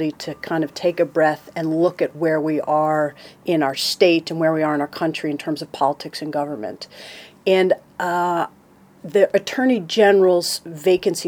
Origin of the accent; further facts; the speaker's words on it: upstate New York, United States; I grew up in upstate New York in a town